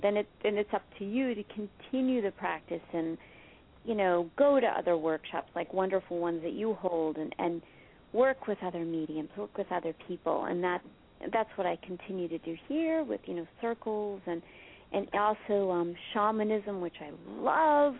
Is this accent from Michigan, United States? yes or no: no; Marblehead, Massachusetts, United States; I grew up in Marblehead, Massachusetts, which is right next to Salem, Massachusetts